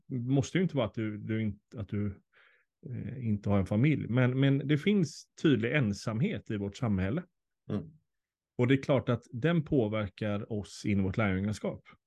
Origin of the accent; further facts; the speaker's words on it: Sweden; oss som svenskar